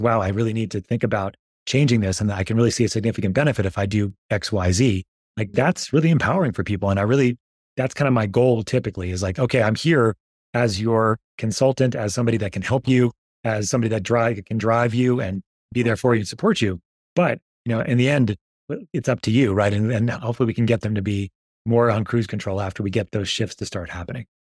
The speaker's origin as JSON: {"language": "English", "region": "New York", "country": "United States", "tie": "born or raised there", "said": "I grew up in New York"}